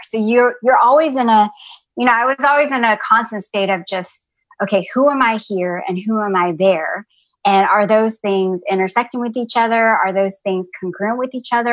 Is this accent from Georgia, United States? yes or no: yes; Atlanta, Georgia, United States; moved away as an adult; also born or lived in San Jose, California / Ohio; now in North Carolina, United States; even though I was born in San Jose, California, I mostly grew up in Atlanta, Georgia.